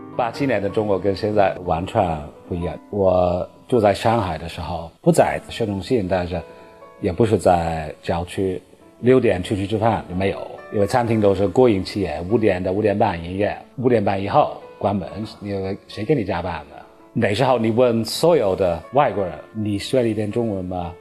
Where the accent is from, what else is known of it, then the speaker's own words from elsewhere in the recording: United Kingdom; Chinese is a second language; moved away as an adult; now in Beijing, China; 我是北京航空大学教授，我是英国人